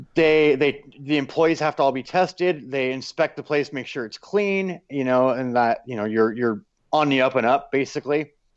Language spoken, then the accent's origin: English; United States; moved away; I'm still American